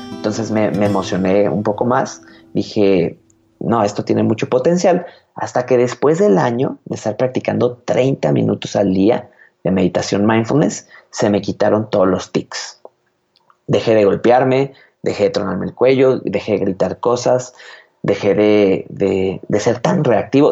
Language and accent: Spanish; Guadalajara, Jalisco, Mexico; soy de Guadalajara, Jalisco, México